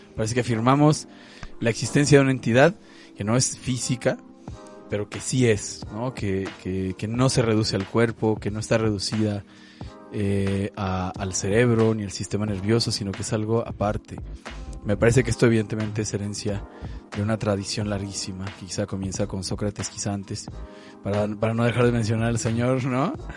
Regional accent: Mexico; soy mexicano, ya sea porque así lo dice mi pasaporte o mi INE

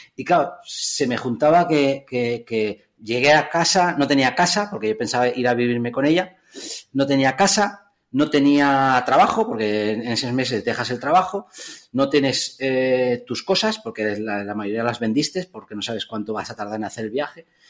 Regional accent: Figueres, Catalonia, Spain; mi pueblo, Figueras

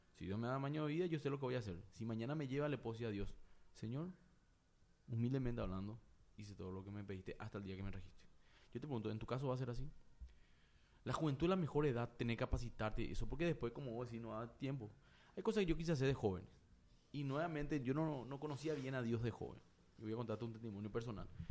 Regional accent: Paraguay; also born or lived in United States; yo soy paraguayo, nací en Paraguay

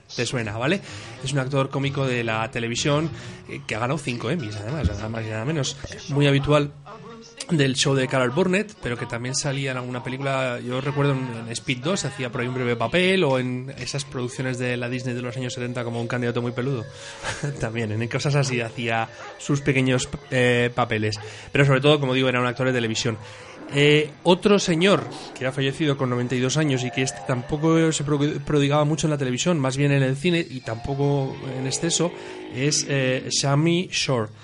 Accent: Spain; a nosotros eh, eh, como españoles

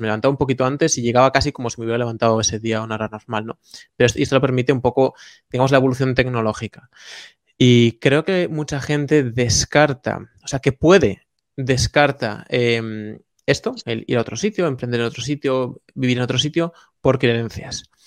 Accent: Galicia, Spain; un labrador en Galicia, de donde, donde yo nací

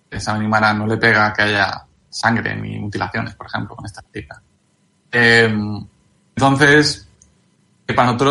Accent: Galicia, Spain; Y, de hecho, yo soy gallego

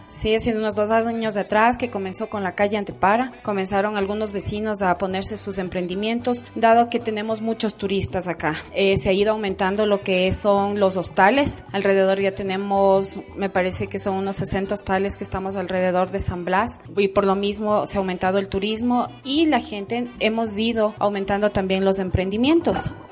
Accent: Saquisilí, Cotopaxi, Ecuador; moved away as an adult; now in Quito, Ecuador; desde que yo vine de la provincia de Cotopaxi. Yo soy de Saquicilí. Eh, vine acá cuando tenía 18 años. Entonces, desde que vine me radiqué acá en San Blas

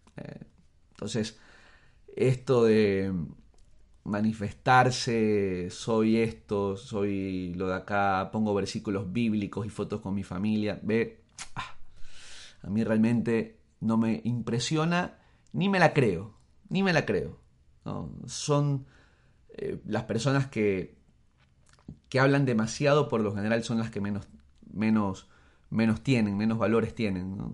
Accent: Ecuador; soy ecuatoriano y eso no va a cambiar aunque me vaya a vivir mañana a Siberia y saque la nacionalidad rusa. No va a cambiar, sigo siendo ecuatoriano y el hecho de que yo nací aquí no va a cambiar jamás.

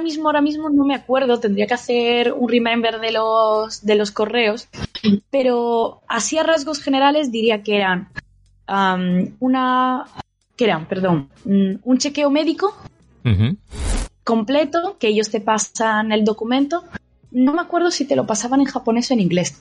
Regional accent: Andalusia, Spain; moved away as an adult; now in Japan; nosotros además siendo andaluces

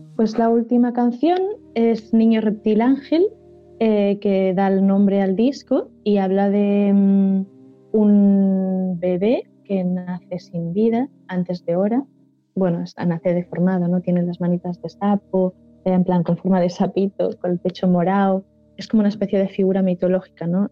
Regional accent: Valencian Community, Spain; first language Valencian; Spanish is a second language; estoy hablando mucho en valenciano, que es mi lengua materna

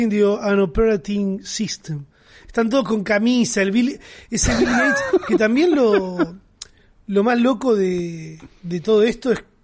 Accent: Argentina; soy italo argentino

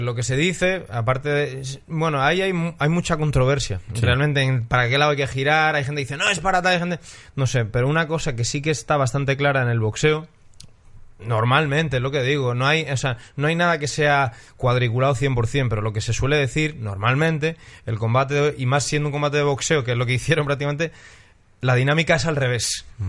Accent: Spain; Soy español para los latinoamericanos

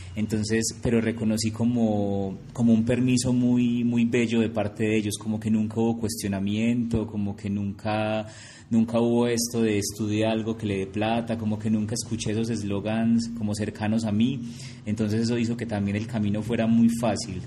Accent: Envigado, Antioquia, Colombia; yo soy de Envigado

